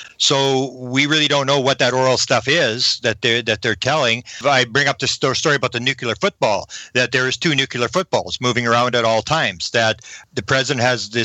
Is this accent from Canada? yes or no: yes; Canada; I'm a Canadian